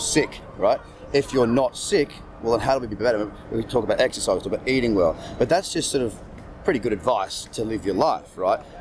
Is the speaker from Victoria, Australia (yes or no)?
no; Sydney, New South Wales, Australia; I'm from Sydney.